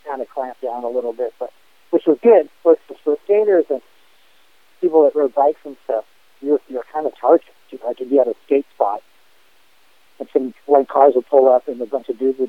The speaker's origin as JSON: {"language": "English", "town": "Los Angeles", "region": "California", "country": "United States", "tie": "born or raised there", "said": "growing up in L.A., at that time, skating and BMX"}